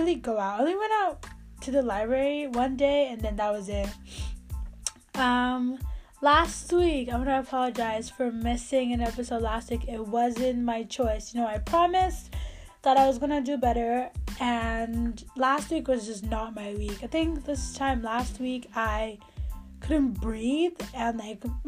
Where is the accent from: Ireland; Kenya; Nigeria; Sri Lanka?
Nigeria; moved away; I am a Nigerian to the core. I mean, even here, I still follow all the news of what's going on in Nigeria because it is my country